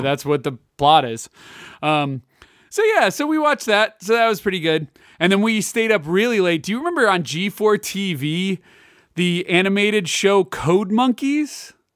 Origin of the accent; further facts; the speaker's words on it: Lake County, Illinois, United States; also born or lived in Kansas; now in Johnson County, Kansas, United States; in the northern suburbs of Illinois, I grew up in Lake County.